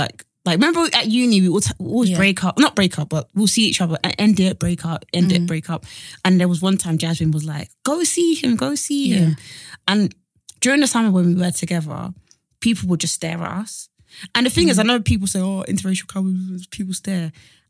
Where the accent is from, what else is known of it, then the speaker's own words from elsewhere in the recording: Nigeria; Like, you know, I'm black, I'm Nigerian.